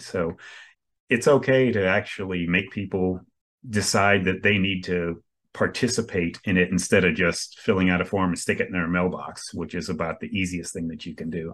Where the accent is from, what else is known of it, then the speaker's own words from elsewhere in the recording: Coral Springs, Florida, United States; I grew up in South Florida my entire life. Yeah, over on the East Coast near Fort Lauderdale, uh, Coral Springs, actually.